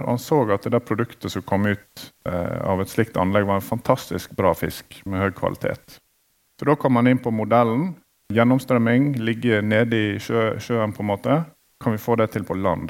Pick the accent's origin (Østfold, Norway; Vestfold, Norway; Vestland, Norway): Vestland, Norway; Hyllestad; also born or lived in Bergen; Jeg er jo fra Hyllestad